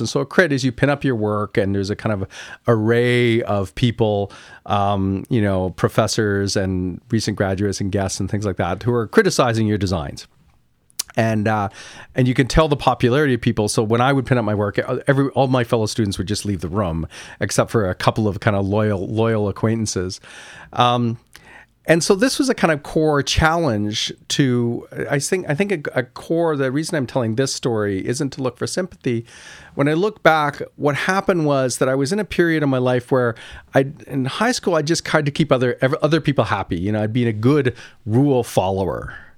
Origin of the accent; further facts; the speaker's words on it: Kingston, Ontario, Canada; I grew up in Kingston, Ontario